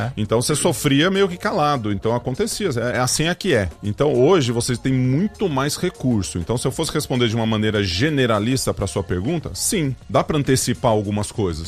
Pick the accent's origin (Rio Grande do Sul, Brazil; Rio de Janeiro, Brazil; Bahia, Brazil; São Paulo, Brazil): São Paulo, Brazil; Ituverava; also born or lived in Ribeirão Preto; Eu sou nascido em Ribeirão Preto e fui uhum. para Ituverava, que é a minha cidade, não natal, mas onde eu vivi durante muito tempo.